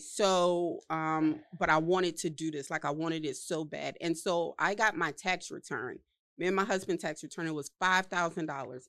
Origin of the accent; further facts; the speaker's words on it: New Orleans, Louisiana, United States; I was from New Orleans, you know, right after Hurricane Katrina